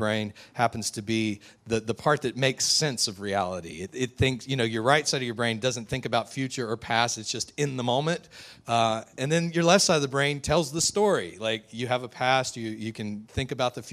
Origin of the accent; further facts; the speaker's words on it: West Texas, United States; also born or lived in southeastern Louisiana; now in Covington, United States; I grew up out in West Texas